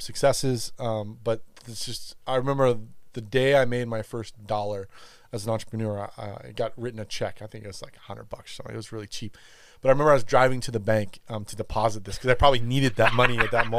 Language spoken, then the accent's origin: English; Los Angeles, California, United States; now in Texas, United States; I grew up in California, in L.A. Like I said, grew up surfing and around the ocean